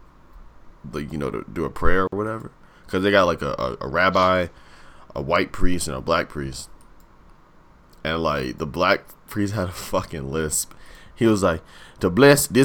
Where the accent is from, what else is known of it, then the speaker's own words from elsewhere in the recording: Virginia, United States; I'm from Virginia